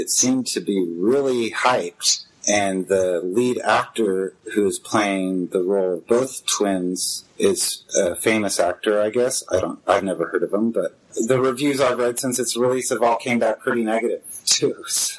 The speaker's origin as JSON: {"language": "English", "country": "United States", "said": "It's hard for me to, as an American, you know, we have gangsters."}